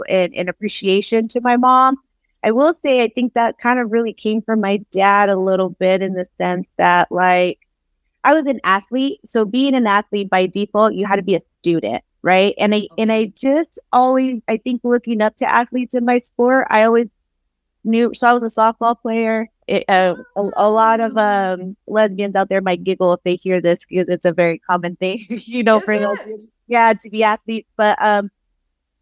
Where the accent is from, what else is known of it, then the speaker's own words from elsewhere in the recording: Oxnard, California, United States; born and raised in Southern California. I'm from a little town. I don't even say little. It doesn't feel like it's little to me, but a smaller city, Oxnard, California, coastal city in Ventura County